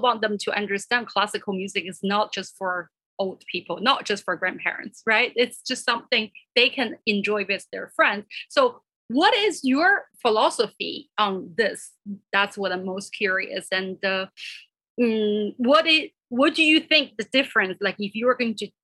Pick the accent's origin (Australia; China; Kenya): China; moved away as an adult; also born or lived in Kansas; now in United States; I came here from China when I was 17